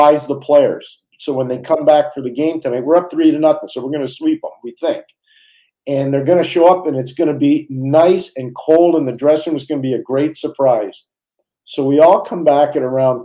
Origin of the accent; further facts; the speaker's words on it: Montreal, Quebec, Canada; growing up in Montreal.